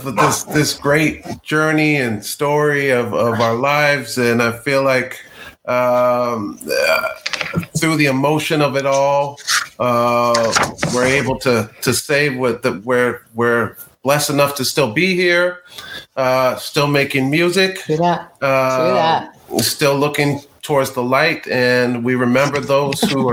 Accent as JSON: {"language": "English", "town": "Claremont", "region": "California", "country": "United States", "tie": "born or raised there", "also_born_or_lived": "Pasadena, California / Los Angeles, California", "said": "I was born in Pasadena, lived there until I was around 8 or 9, and then moved to a little town called Claremont, where I was until I graduated high school"}